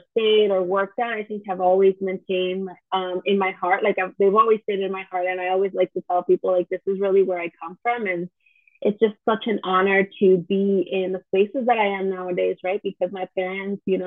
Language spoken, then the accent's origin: English; Chicago, Illinois, United States; we grew up in the Chicagoland area. And so this is where we were like born and raised, and to this day I'm still here